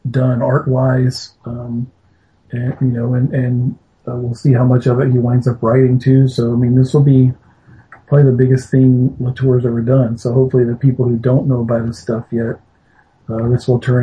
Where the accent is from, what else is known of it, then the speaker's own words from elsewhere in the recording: Alabama, United States; I grew up in Alabama